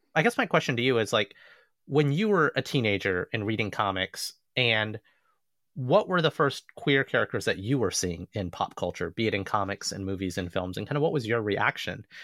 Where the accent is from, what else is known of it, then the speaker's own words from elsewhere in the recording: the South, United States; growing up in Southern majority society